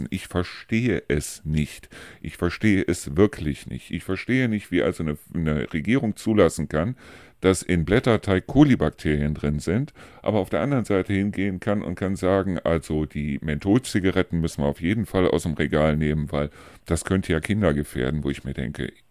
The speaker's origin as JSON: {"language": "German", "town": "Neuss", "region": "North Rhine-Westphalia", "country": "Germany", "said": "da gibt es also eine Stelle in Neus-Reuschenberg, wo ich herkomme, wo also so ein kleiner Wasserfall irgendwie runterführt"}